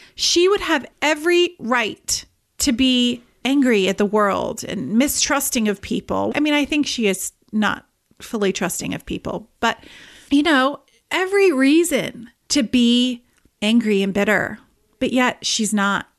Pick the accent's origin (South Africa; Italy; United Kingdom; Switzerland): United Kingdom; England; moved away; I am originally from England